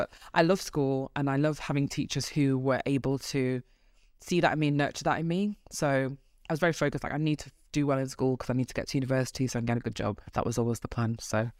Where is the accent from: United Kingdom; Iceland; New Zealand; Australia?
United Kingdom; Manchester, North West England; accent: Manchester; I did. I'm a Mancunian. The accent comes out sometimes when I'm tired.